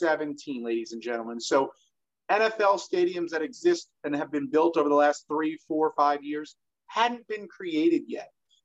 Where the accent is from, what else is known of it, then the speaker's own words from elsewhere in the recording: Northeast, New Jersey, United States; moved away; also born or lived in Texas; And you and I, Rob, we grew up in the Northeast.